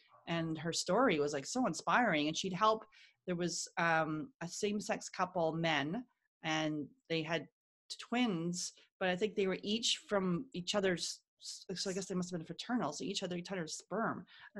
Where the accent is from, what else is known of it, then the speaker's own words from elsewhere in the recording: Ohio, United States; I'm just telling people I'm adopted and I'm from Ohio.